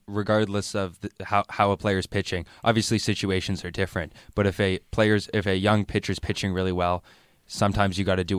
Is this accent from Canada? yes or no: yes; Canada; now in Montreal, Canada; As a Canadian who lives in Montreal